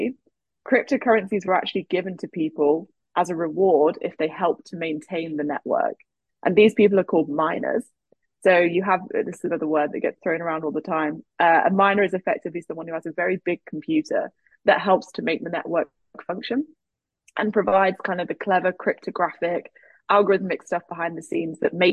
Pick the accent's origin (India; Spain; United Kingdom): United Kingdom; England; now in United States; I grew up in England, I now live in the US